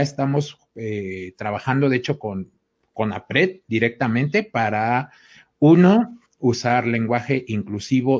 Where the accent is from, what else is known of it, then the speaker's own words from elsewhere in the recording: Mexico; como buenos mexicanos